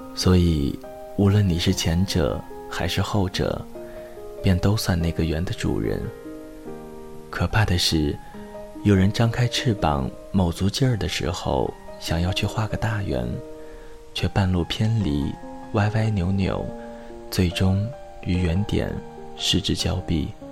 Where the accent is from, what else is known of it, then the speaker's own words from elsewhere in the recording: Zaozhuang, Shandong, China; 我喜欢这一座小城，不仅仅因为它是生活养我的地方